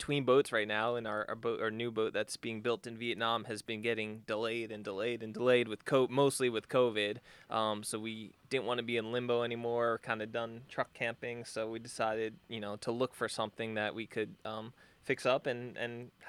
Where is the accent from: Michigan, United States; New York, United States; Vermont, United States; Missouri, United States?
New York, United States; Long Island; Yeah, I grew up in Long Island, New York. So I grew up summertime going to the beach, you know, on center consoles and stuff like that, just playing around the water.